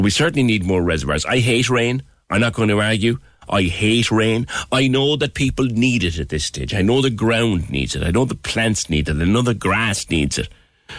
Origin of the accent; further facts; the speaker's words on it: Ireland; I think we must be the only country, ourselves and Britain, have to be the only countries in Europe where we attach a hose to the water we drink.